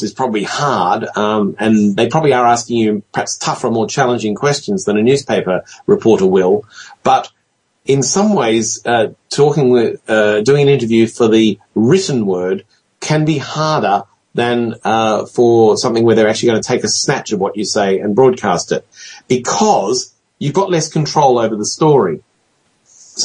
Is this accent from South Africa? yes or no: no; Australia; as an Australian